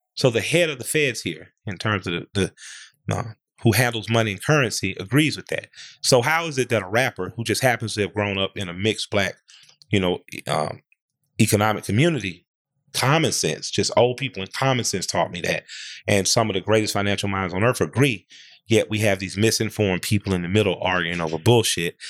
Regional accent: Atlanta, Georgia, United States; I grew up in Atlanta

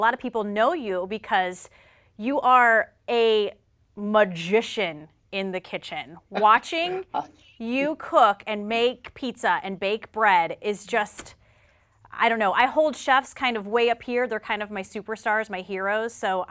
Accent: South Carolina, United States; I'm from South Carolina.

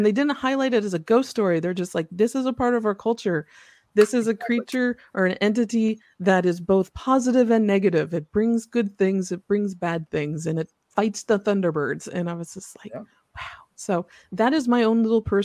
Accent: Mishawaka, Indiana, United States; I grew up in Northern Indiana in a town called Mishawaka

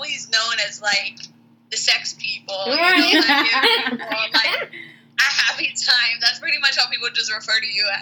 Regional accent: Pittsburgh, Pennsylvania, United States; moved away as an adult; now in Florida, United States; I'm originally from Pennsylvania, Pittsburgh, and I went to IUP, and then I moved to Florida 6 years ago

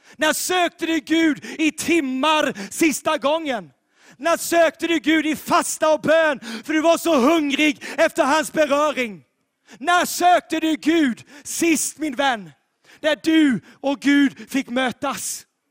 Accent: Sweden; also born or lived in Sävsjö, Sweden; vårt land Sverige

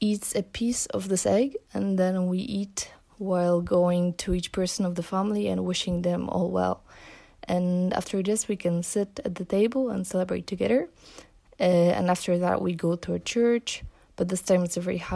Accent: Poland; I'm from Poland

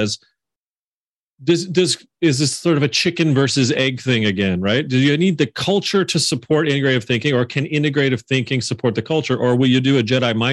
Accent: Canada; my home country, Canada

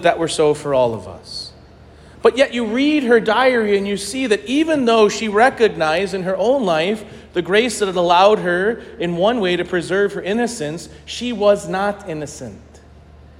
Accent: St. Louis, Missouri, United States; I grew up Catholic in St. Louis

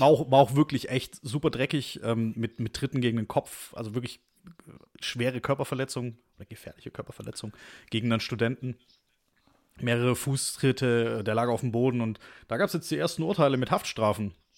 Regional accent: Stuttgart, Baden-Württemberg, Germany; accent: Swabian; Wir sind nämlich beide geboren und aufgewachsen in Stuttgart

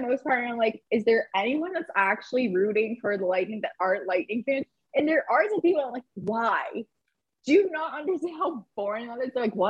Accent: Boston, Massachusetts, United States; I'm Bostonian

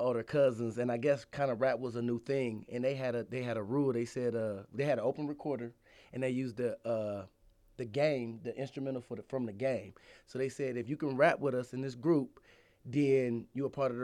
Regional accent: Ohio, United States; moved away as an adult; now in Atlanta, United States; I'm originally from Ohio. I moved to Atlanta a couple years ago

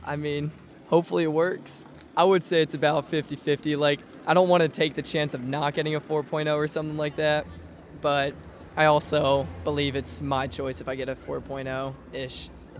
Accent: Raleigh, North Carolina, United States; I am from Raleigh, North Carolina, and I am a first year.

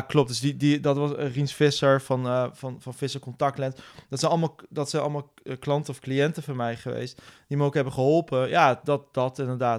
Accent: Nijmegen, Gelderland, Netherlands; also born or lived in Utrecht; ik ben geboren en getogen in Nijmegen.

